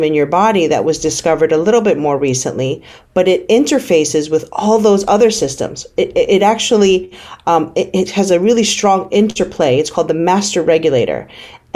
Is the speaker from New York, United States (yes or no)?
yes; New York City, New York, United States; moved away as an adult; also born or lived in California; I grew up in the Bronx